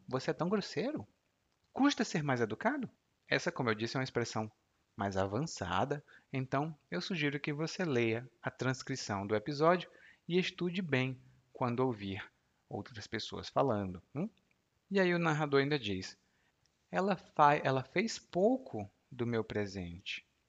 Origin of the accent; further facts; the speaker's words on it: Brazil; eu nasci no Brasil